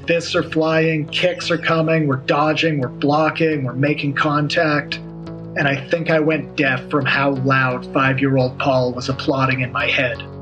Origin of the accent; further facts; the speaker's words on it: United States; I'm an American.